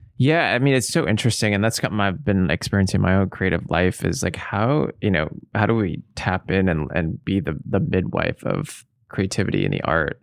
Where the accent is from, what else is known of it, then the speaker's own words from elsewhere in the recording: Seattle, Washington, United States; moved away; I grew up in Seattle